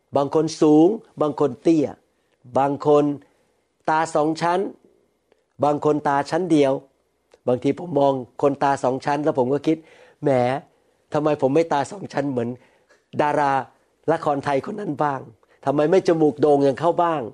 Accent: United States; ผมไม่ใช่แค่คนอเมริกันอีกต่อไป

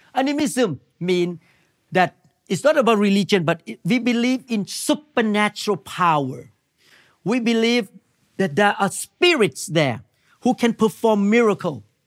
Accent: Thailand; moved away; I came from Thailand.

